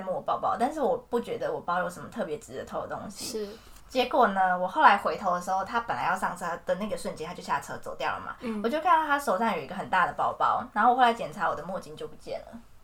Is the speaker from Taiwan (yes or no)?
yes; Taiwan; moved away as an adult; also born or lived in Florence, Italy; 我就是台湾